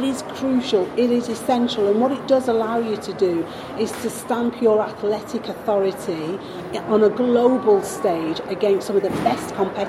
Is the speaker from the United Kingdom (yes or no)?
yes; United Kingdom; But also, as a British athlete, to be involved in the top 4